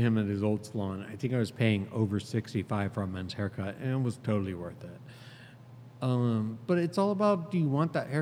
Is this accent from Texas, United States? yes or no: no; Youngstown, Ohio, United States; I'm from Youngstown